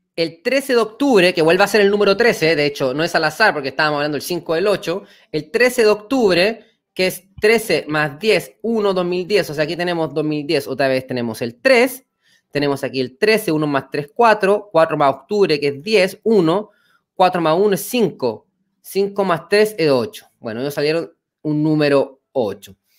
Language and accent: Spanish; Chile; nosotros como pueblo chileno